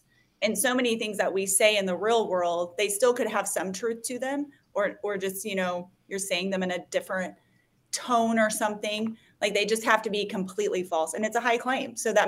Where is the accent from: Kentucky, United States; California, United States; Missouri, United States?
Missouri, United States; also born or lived in Kansas; I'm from Missouri and Kansas, essentially.